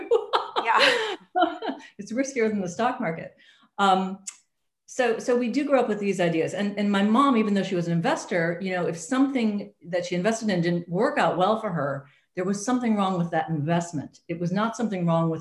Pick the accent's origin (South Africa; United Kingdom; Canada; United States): United States; I'm an American, I grew up in the US